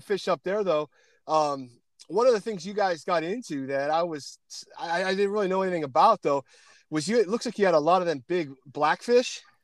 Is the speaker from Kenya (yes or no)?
no; Pennsylvania, United States; moved away; also born or lived in Canada; Pennsylvania boy